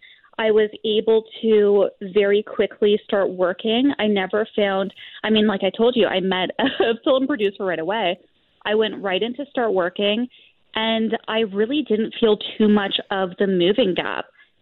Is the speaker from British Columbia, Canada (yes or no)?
no; Aurora, Ontario, Canada; moved away as an adult; also born or lived in Toronto; now in Calgary, Canada; I was born in Toronto, raised right. in Aurora, and then okay. I spent all of my late teens and early 20s working in the film industry and living downtown Toronto.